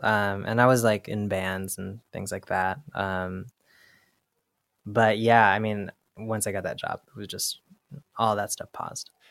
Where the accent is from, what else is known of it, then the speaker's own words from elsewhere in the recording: Bay Area, California, United States; moved away as an adult; also born or lived in Los Angeles / Brooklyn; now in New York, United States; I grew up in the Bay Area